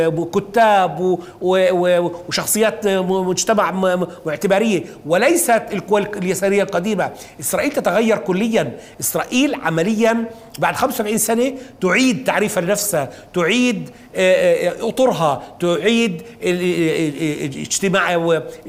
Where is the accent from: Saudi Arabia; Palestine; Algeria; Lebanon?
Palestine; لنا كفلسطينيين محتلين